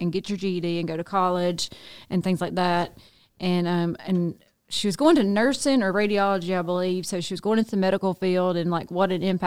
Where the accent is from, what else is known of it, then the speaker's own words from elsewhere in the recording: Nettleton, Mississippi, United States; we were from the same town, my hometown, Nettleton